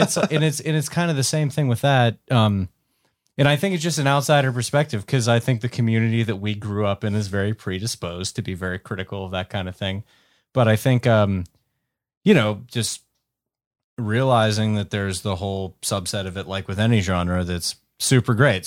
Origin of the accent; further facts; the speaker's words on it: Western Pennsylvania, United States; growing up in Western Pennsylvania